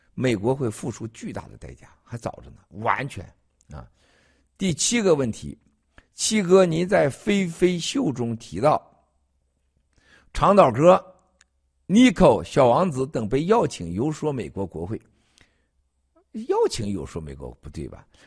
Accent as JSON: {"language": "Chinese", "country": "China", "tie": "born or raised there", "moved": "yes", "said": "在我老家啊，红庙，红庙儿啊"}